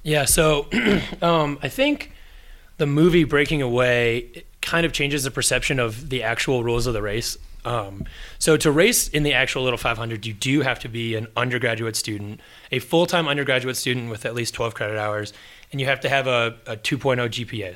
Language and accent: English; Indiana, United States; as an Indiana kid